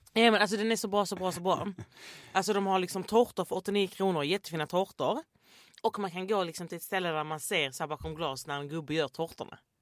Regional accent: Landskrona, Skåne, Sweden; jag kommer ju från Landskrona

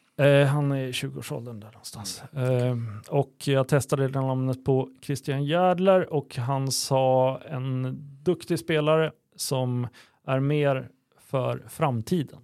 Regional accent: Örebro, Örebro County, Sweden; som örebroare

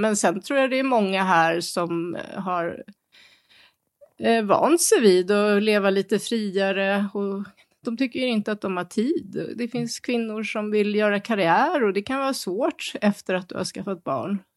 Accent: Sweden; now in Beijing, China; som svensk

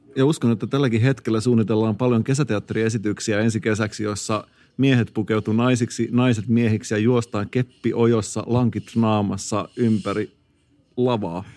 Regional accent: Turku, Southwest Finland, Finland; accent: Turku dialect; mua on oikeasti arvosteltu mun Turun murteen nuotista.

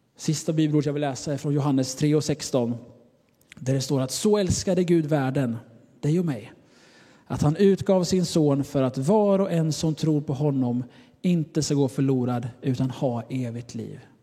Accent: Sweden; Jag är av svensk nationalitet

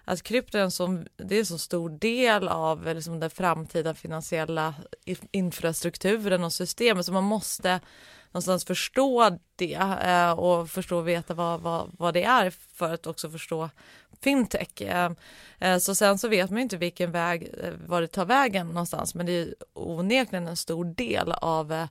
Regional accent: Norrland, Sweden; Ursprungligen så är jag uppvuxen i, i Norrland, men det var ju väldigt länge sedan.

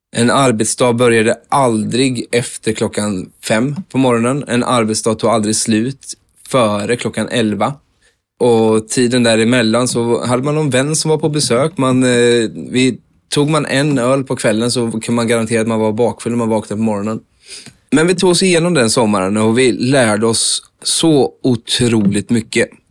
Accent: Vimmerby, Kalmar County, Sweden; moved away as an adult; also born or lived in Mölndal

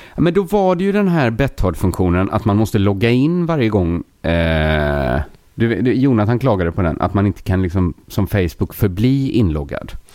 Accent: Sweden; jag är ju svensk

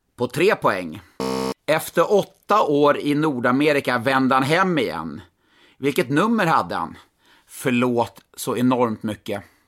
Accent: Stockholm, Stockholm County, Sweden; jag är från Stockholm

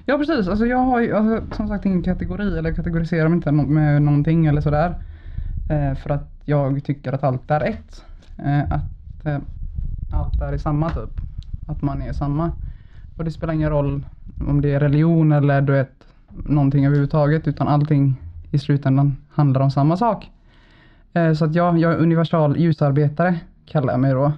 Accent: Gothenburg, Västra Götaland, Sweden; jag är född och uppvuxen i Bergsjön på Siriusgatan

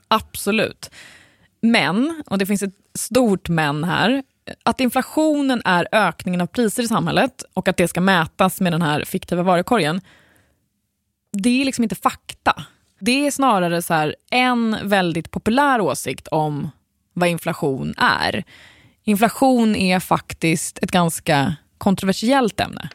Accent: Sweden; vi svenskar

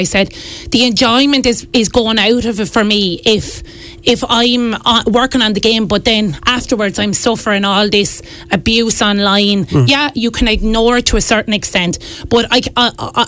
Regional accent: Wexford, Leinster, Ireland; accent: Wexford; I'm proud to be from Wexford

